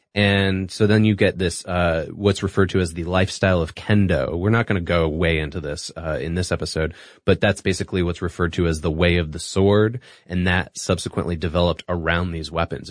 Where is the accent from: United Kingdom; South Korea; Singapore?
Singapore; moved away; I grew up in Singapore